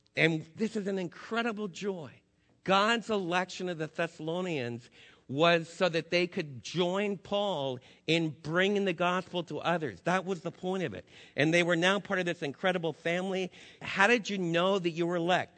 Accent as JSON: {"language": "English", "country": "United States", "said": "as American believers"}